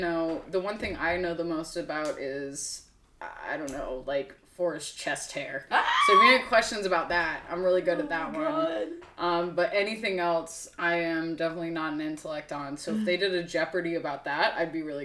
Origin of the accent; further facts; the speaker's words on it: Atlanta, Georgia, United States; also born or lived in Conyers, Georgia; I grew up between two places. I grew up in Conyers, which is like a small town that's now super heroin country. Like definitely a lot of drugs there. Mm-hmm. And then I grew up here in Atlanta.